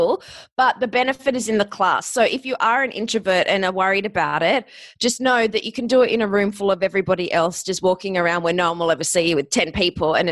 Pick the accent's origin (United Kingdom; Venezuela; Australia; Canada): Australia; accent: Australian; moved away as an adult; also born or lived in Ohio, United States / Hollywood, United States; I'm Australian.